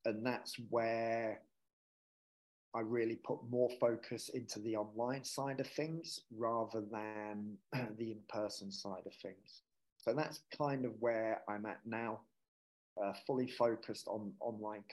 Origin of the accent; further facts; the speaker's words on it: Hertfordshire, East of England, United Kingdom; moved away as an adult; also born or lived in Yorkshire / Marbella, Spain; now in Manchester, United Kingdom; We grew up in Yorkshire until I was 6 years old. And then we moved down to Hertfordshire